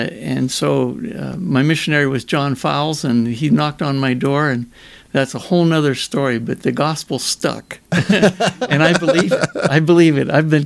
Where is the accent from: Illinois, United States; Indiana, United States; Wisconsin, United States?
Indiana, United States; I am from Indiana.